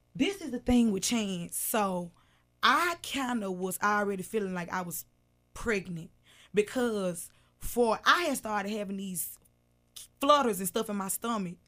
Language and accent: English; Memphis, Tennessee, United States; also born or lived in Whitehaven, Memphis; I'm from South Memphis